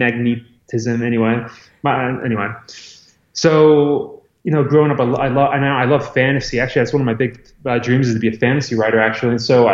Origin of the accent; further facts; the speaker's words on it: Scranton, Pennsylvania, United States; born there; So I was born in Scranton, Pennsylvania, home of the office.